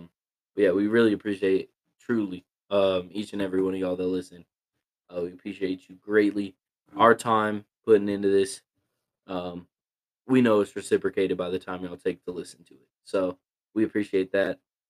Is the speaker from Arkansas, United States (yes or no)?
no; Colorado, United States; growing up in Colorado, being a Colorado native, all this